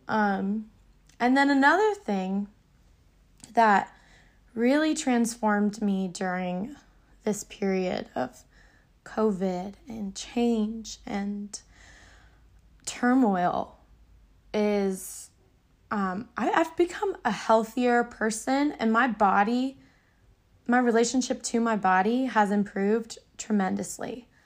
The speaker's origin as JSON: {"language": "English", "area": "suburb outside of Orlando", "region": "Florida", "country": "United States", "tie": "born or raised there", "moved": "yes", "said": "I came from Florida. Crackhead, alligator, swamp, Disneyland. Silly old Florida. I, it was a suburb outside of Orlando"}